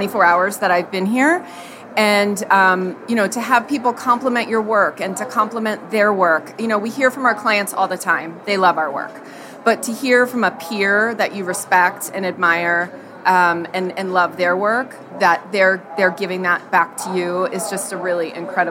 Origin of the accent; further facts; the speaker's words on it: Annapolis, Maryland, United States; I'm from Annapolis, Maryland.